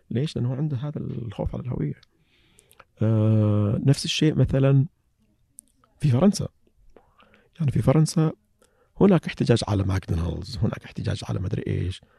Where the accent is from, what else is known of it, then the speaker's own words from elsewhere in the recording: Saihat, Eastern Province, Saudi Arabia; سيهات اي سيهات لهجتنا يقولون انها قريبه من لهجه اهل الكويت